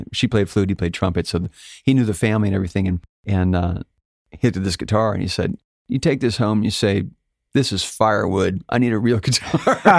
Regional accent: Alaska, United States; I guess I was born in Alaska, but born and raised in a little town outside of Fairbanks, which is Fairbanks is the second largest city in Alaska.

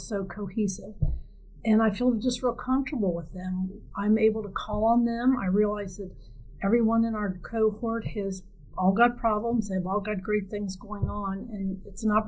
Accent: Cincinnati, Ohio, United States; moved away; also born or lived in Kentucky; I'm originally from Cincinnati, Ohio

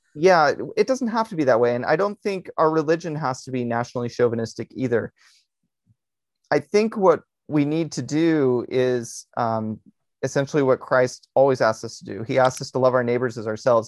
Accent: Berkeley, California, United States; I like my hometown.

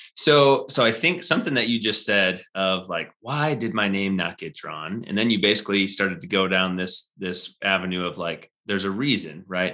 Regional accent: Midwest, United States; now in Colorado, United States; I'm from the Midwest

